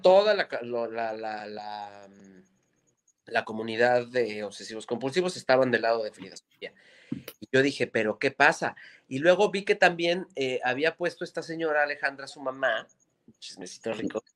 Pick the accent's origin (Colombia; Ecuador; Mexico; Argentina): Mexico; Mexico City; Nosotros somos unos chilangos de mierda